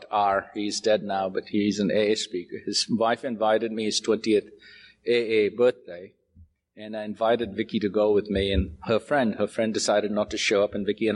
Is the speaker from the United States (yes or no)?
no; Mumbai, Maharashtra, India; I was born in Bombay